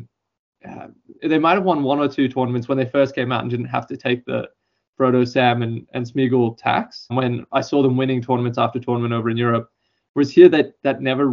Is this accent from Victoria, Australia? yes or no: yes; Melbourne, Victoria, Australia; I'm from Melbourne, Victoria.